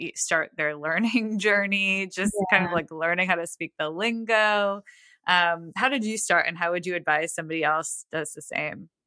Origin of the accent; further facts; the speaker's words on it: Buffalo, New York, United States; moved away as an adult; now in Nashville, United States; I'm not in Toronto, but I grew up in Buffalo